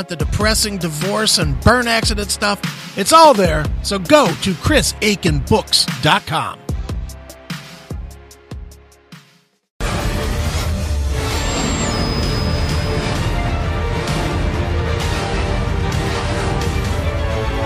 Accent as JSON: {"language": "English", "region": "Ohio", "country": "United States", "said": "I'm from Ohio"}